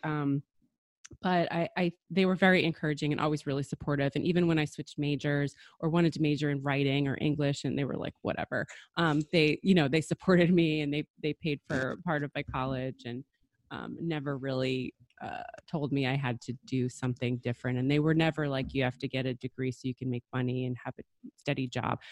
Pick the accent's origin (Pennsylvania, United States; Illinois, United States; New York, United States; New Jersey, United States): New Jersey, United States; I grew up in New Jersey